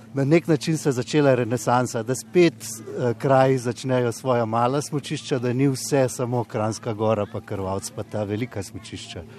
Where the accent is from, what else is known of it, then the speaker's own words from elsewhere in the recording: Ljubljana, Slovenia; sem iz Ljubljana